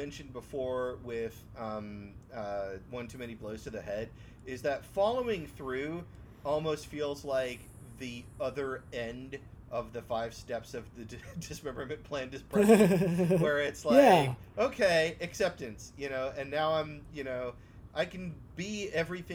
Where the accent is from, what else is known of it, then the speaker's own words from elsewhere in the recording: DC area, United States; we're all trained around here growing up in Northern Virginia, Southern Maryland, the DC area